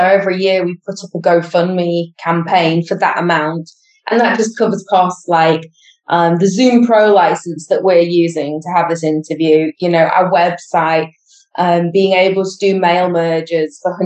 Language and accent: English; United Kingdom; now in Spain; we are British citizens, but living in Spain